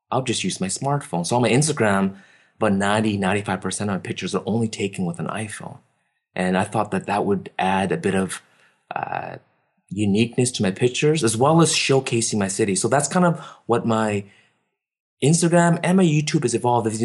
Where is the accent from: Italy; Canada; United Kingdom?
Canada; Vancouver, British Columbia; Yeah, Vancouver. You know, Vancouver's. I don't know how to explain it because my parents moved here.